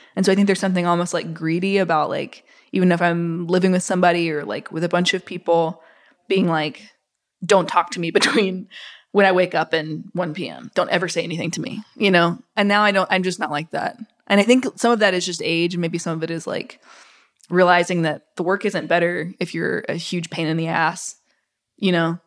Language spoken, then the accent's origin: English; Mississippi, United States; growing up in Mississippi